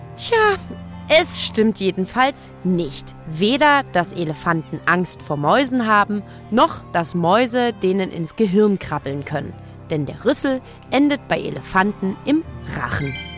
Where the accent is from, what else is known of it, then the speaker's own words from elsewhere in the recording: Leipzig, Saxony, Germany; meine Heimatstadt Leipzig